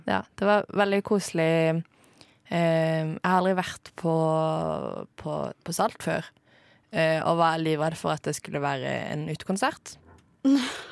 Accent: Norway

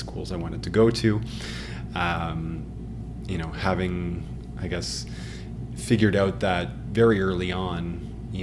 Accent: Ottawa, Ontario, Canada; moved away as an adult; also born or lived in Waterloo; now in Toronto, Canada; born and raised in Ottawa

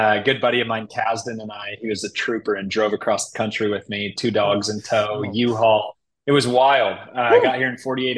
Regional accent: Chicago, Illinois, United States; also born or lived in Utah; now in Indianapolis, United States; growing up in Chicago

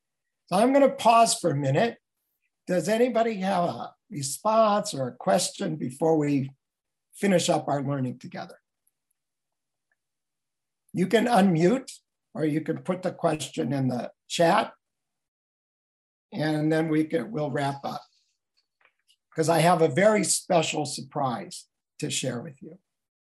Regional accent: Los Angeles, California, United States; I'm from Los Angeles.

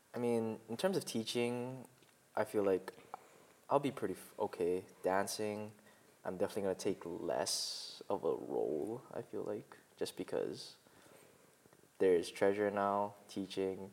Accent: Mauna, Hawaii, United States; moved away as an adult; now in Oregon, United States; I'm from Mauna

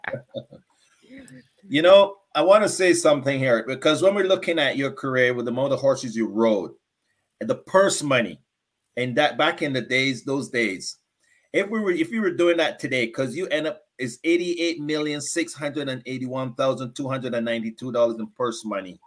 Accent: Barbados; Barbadian guy

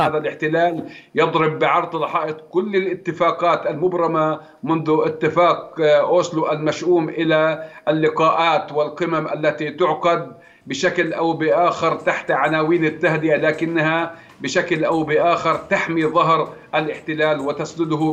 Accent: Palestine

